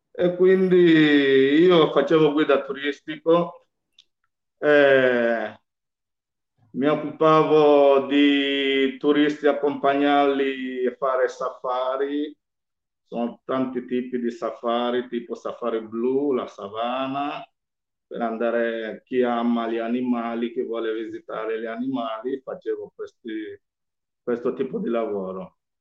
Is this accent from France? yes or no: no; Malindi, Kilifi County, Kenya; Italian is a second language; moved away as an adult; now in Italy; io sono nato in Kenya, eh, un piccolo villaggio che si chiama Malindi, Malindi Watamu.